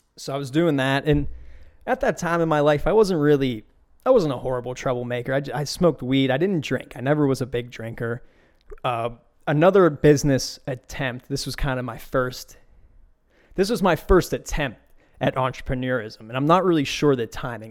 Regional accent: Beaver County, Pennsylvania, United States; where I grew up in Beaver County

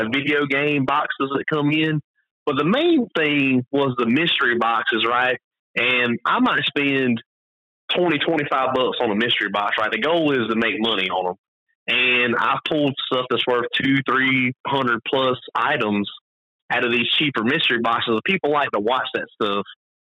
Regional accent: the South, United States; I'm from the South

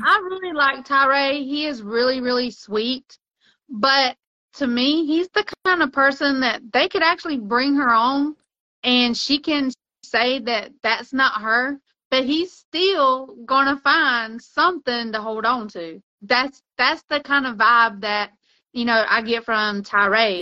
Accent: United States; I'm American

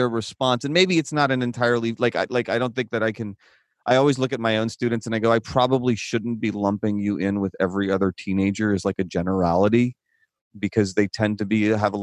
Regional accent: Midwest, United States; moved away as an adult; now in Tucson, United States; when I grew up in the Midwest

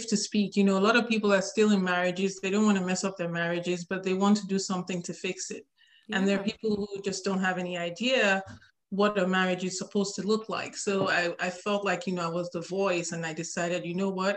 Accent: Nigeria; now in Atlanta, United States; I live in Atlanta, Georgia with my three children, and I'm originally from Nigeria in West Africa

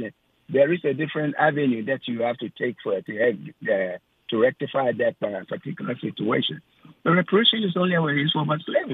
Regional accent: Ghana; now in United States; I'm from Ghana

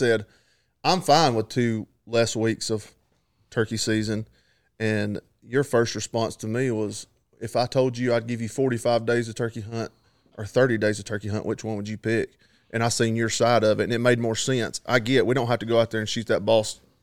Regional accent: Georgia, United States; we're from Georgia

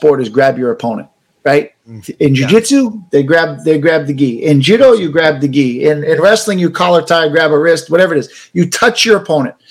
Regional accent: United States; as an American

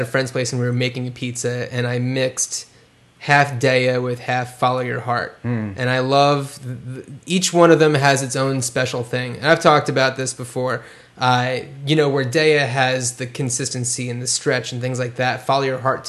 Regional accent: Cranford, New Jersey, United States; I'm from Cranford, New Jersey.

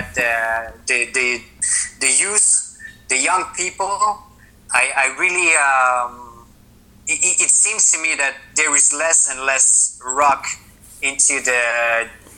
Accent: France; moved away as an adult; now in Sweden; we are from France, but I moved away like 7 years ago, and now I live in Sweden.

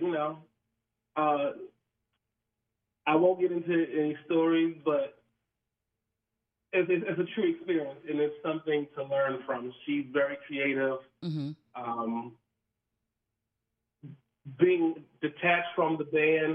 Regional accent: Philadelphia, Pennsylvania, United States; I'm from Philadelphia.

